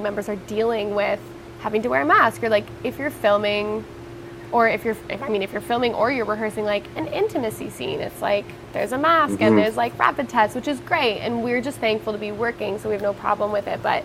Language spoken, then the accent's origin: English; Niagara, Ontario, Canada; growing up in Niagara, I spent a lot of summers at the Shaw Festival.